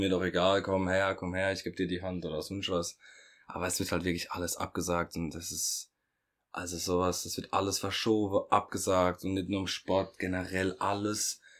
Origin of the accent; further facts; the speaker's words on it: Germany; Bei uns in Deutschland